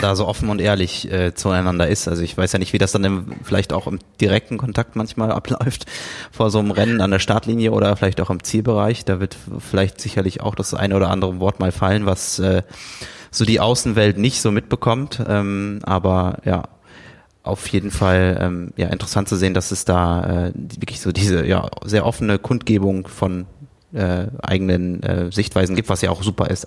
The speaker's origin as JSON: {"language": "German", "area": "a village near Siegen, not far from Buschhütten", "region": "North Rhine-Westphalia", "country": "Germany", "tie": "born or raised there", "said": "bin unweit von Buschhütten äh, in, einem, in einem Dorf in der Nähe von Siegen aufgewachsen"}